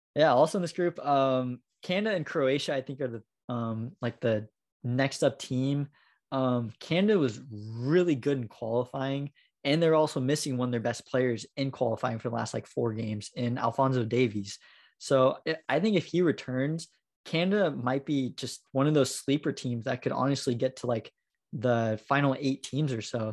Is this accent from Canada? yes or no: no; United States; being American